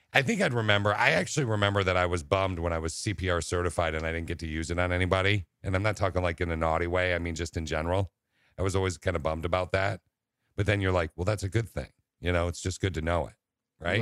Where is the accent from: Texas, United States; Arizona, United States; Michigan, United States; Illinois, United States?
Michigan, United States; Lansing; I was raised in Lansing